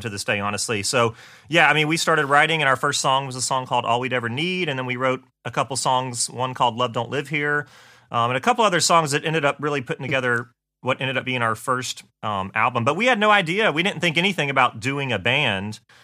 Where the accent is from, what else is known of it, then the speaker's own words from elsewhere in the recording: Augusta, Georgia, United States; moved away as an adult; also born or lived in Nashville; I'm from Augusta, Georgia, uh, born and raised there